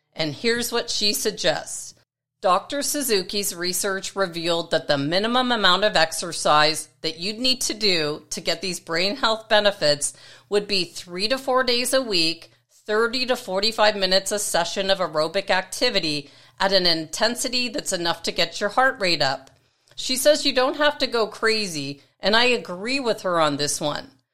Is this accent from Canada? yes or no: yes; Toronto, Ontario, Canada; in the city of North York, where I grew up in Toronto, Canada